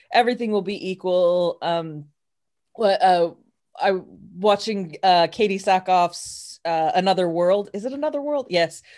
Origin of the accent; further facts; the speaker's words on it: New Mexico, United States; I'm from New Mexico